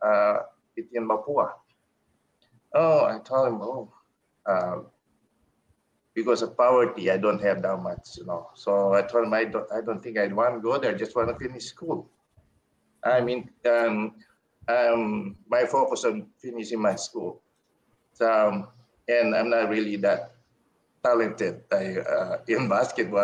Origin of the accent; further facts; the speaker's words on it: Philippines; moved away; I'm a Filipino